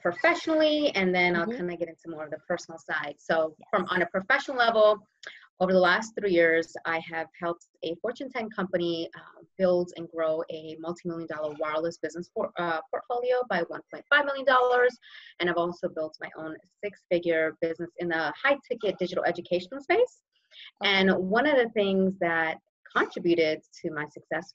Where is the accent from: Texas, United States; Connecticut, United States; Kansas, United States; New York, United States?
New York, United States; New York City; also born or lived in Brooklyn; now in New Jersey, United States; originally I'm from New York, born in Brooklyn, raised in Queens